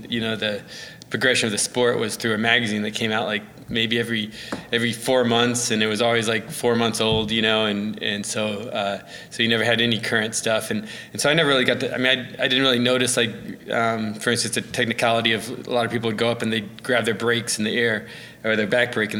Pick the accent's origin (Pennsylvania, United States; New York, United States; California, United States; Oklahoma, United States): Oklahoma, United States; Edmond; No, I mean, it was a good BMX scene. We had Edmond Bike Shop, and they really helped foster a lot of us